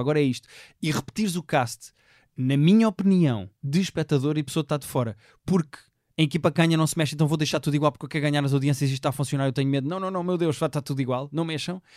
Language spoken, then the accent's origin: Portuguese; Portugal; eu sou português